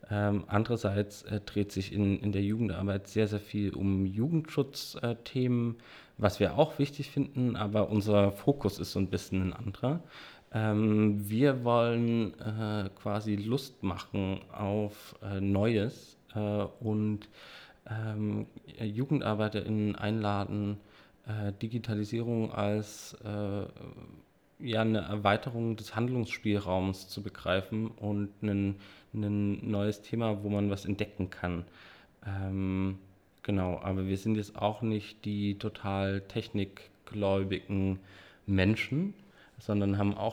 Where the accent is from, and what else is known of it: Dresden, Saxony, Germany